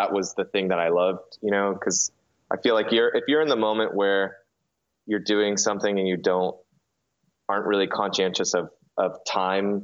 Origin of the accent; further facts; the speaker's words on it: California, United States; moved away as an adult; also born or lived in New York; when I moved from New York back to California, where I'm originally from